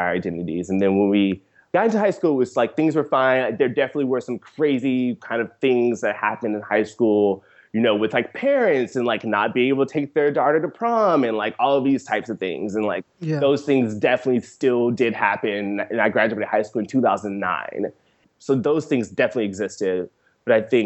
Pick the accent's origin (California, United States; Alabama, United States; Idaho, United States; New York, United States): Alabama, United States; Seale; I grew up in rural Seal, Alabama